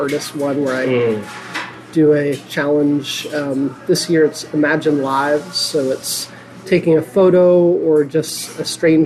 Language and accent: English; New York, United States; moved away as an adult; also born or lived in Plymouth, New Hampshire; now in Seacoast, New Hampshire, United States; I actually moved from Plymouth. I was going to school there, but I grew up in New York.